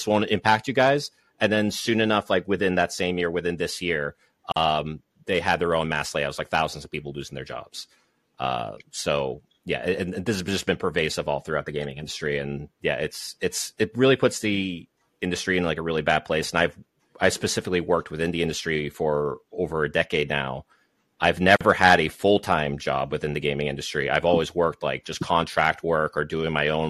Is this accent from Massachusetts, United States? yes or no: yes; Massachusetts, United States; I am from Massachusetts